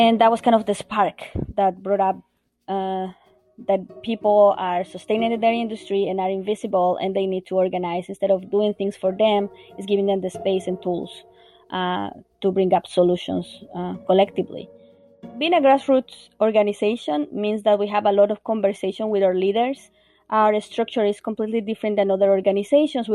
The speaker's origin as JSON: {"language": "English", "country": "Bolivia", "tie": "born or raised there", "moved": "as an adult", "lives_now": "Vermont, United States", "said": "I'm originally from Bolivia"}